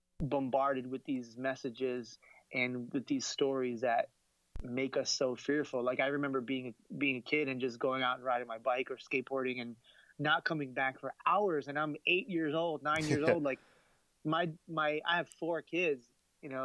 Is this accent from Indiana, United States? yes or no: no; Miami, Florida, United States; moved away as an adult; now in Atlanta, United States; I live in Atlanta now, and it's I'm from Miami. You know, that's where I grew up